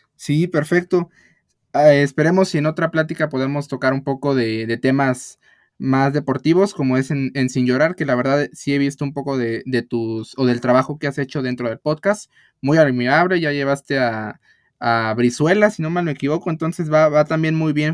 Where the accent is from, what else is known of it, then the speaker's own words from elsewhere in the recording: Mexico; nosotros como mexicanos